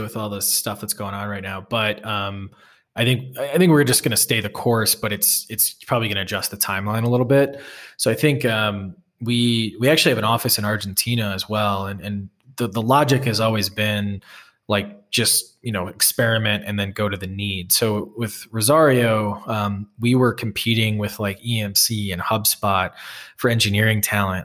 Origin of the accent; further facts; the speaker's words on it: Wisconsin, United States; also born or lived in Boston; now in Salt Lake City, United States; I grew up in Wisconsin and, you know, a town with more cows than people